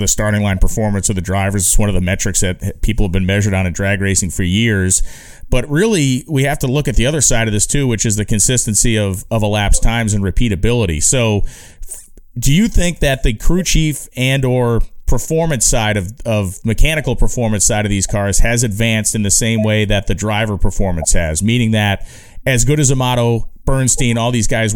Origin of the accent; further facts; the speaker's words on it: East Coast, United States; as an East Coast guy